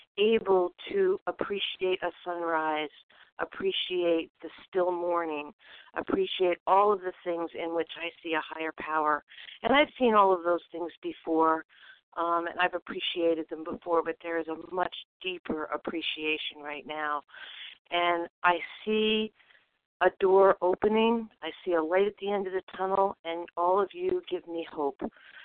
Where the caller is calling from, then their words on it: Vermont, United States; I'm calling from Vermont.